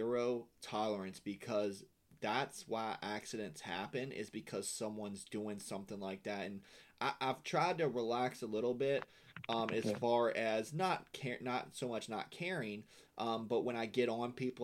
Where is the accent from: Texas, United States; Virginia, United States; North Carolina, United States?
Virginia, United States; Blue Ridge Mountains; moved away as an adult; now in Florida, United States; I'm from Virginia, from the Blue Ridge Mountains and Appalachian Mountains.